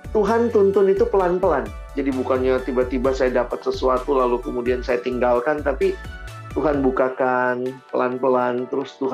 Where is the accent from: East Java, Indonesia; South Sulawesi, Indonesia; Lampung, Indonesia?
South Sulawesi, Indonesia; Makassar; saya anak daerah saya dari Makassar